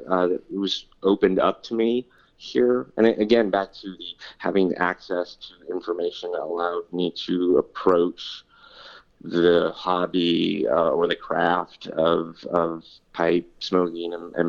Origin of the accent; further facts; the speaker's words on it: California, United States; And that's just something I think as a Californian I took for granted, and always in a state of drought and just doesn't rain that much.